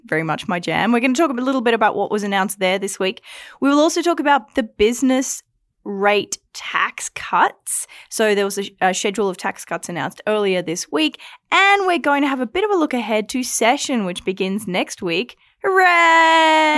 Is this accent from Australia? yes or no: yes; Australia; now in Alberta, Canada; as an Australian